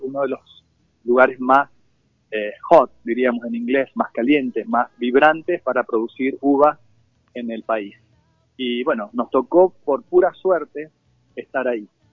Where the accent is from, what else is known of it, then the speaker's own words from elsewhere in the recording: Mendoza, Argentina; accent: Mendoza tonada; Yo vivo en Mendoza, por ahí se siente la tonada